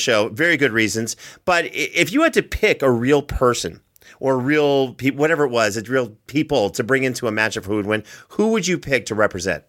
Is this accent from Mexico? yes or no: no; Canada; I'm Canadian